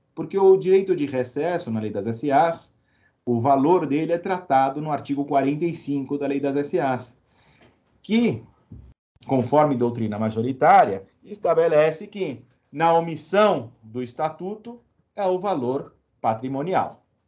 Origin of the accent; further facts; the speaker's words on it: Uruguay; moved away; tinha um espanhol, porque eu nasci no Uruguai, né? Então, eu sempre falei com a família em espanhol